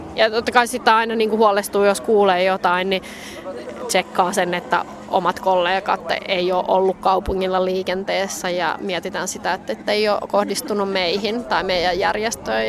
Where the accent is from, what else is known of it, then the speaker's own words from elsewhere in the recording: Finland; moved away as an adult; also born or lived in Bethlehem; now in Kabul, Afghanistan; mulle Suomi on tosi tärkeä, se on mun kotimaa